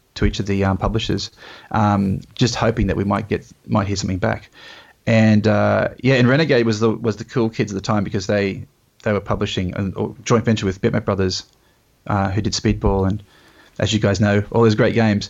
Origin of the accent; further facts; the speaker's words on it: Australia; being Australian